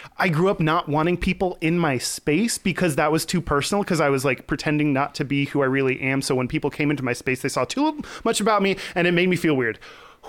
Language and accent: English; Houston, Texas, United States; I'm from Houston